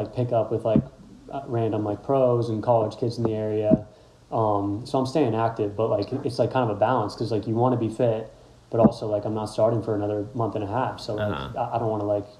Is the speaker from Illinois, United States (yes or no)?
no; Washington, District of Columbia, United States; I'm from Washington, D.C. area